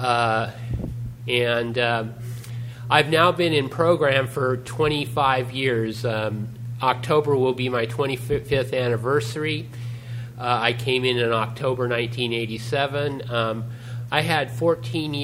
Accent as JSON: {"language": "English", "town": "Newark", "region": "California", "country": "United States", "tie": "born or raised there", "also_born_or_lived": "Fremont, California", "said": "growing up in Newark and Fremont"}